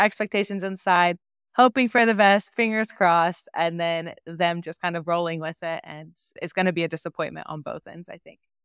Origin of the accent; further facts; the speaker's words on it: Oklahoma, United States; moved away; I grew up in Oklahoma